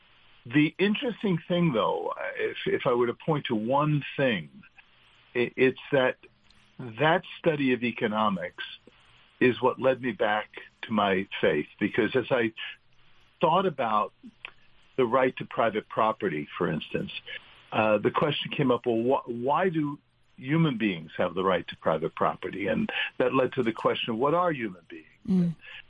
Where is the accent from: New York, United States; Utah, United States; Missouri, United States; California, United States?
New York, United States; So it was an enriching experience growing up in New York.